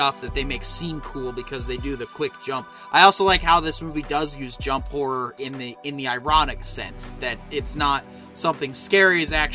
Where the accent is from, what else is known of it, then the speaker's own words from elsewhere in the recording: United States; as an American